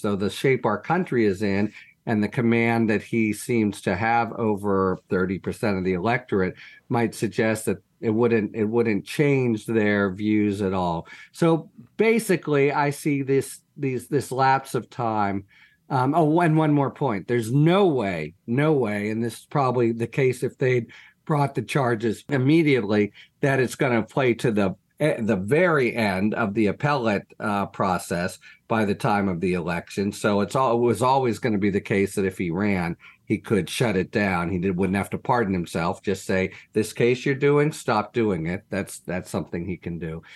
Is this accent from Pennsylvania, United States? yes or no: yes; Pittsburgh, Pennsylvania, United States; the Tree of Life Massacre, that's my hometown synagogue